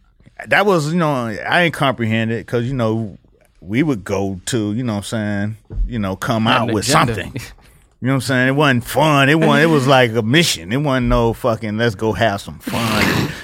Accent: Miami, Florida, United States; I'm from Miami

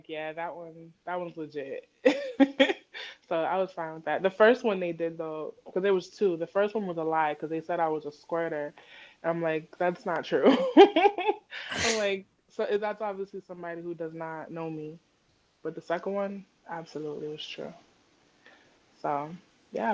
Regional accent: Massachusetts, United States; I'm from Mass. But it's like, I'm not from Boston though.

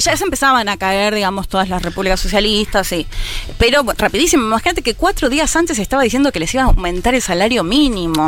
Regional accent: Argentina; como lo vivimos como argentinos y argentinas

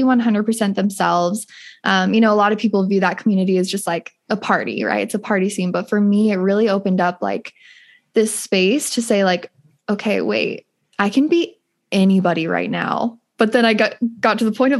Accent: Utah, United States; I grew up in Utah

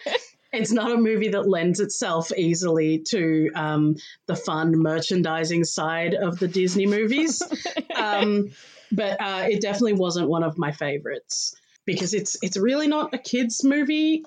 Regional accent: Australia; also born or lived in Melbourne, Australia; I am Australian. I live in Melbourne, in Australia

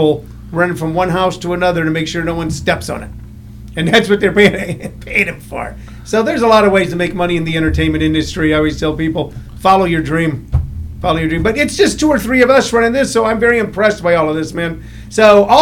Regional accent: St. Louis, Missouri, United States; also born or lived in California; now in Arizona, United States; I grew up in St. Louis, Missouri

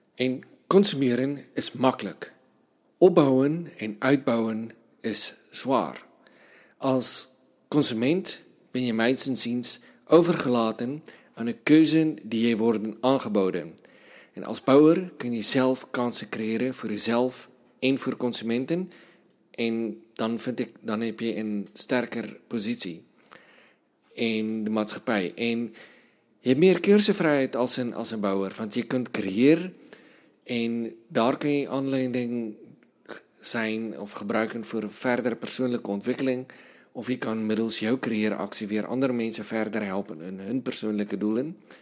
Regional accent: South Africa; moved away; Zuid-Afrikaanse taal in Zuid-Afrika, land waar ik vandaan kom

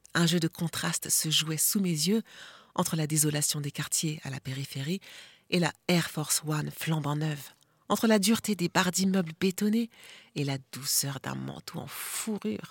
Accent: Lille region, Hauts-de-France, France; Le fait d'être né dans la région lilloise

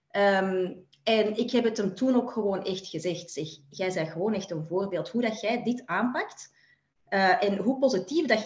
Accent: Belgium; Ik ehm, kom uit België.

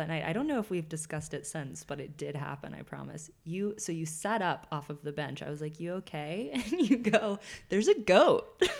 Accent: Tennessee, United States; I'm from Tennessee

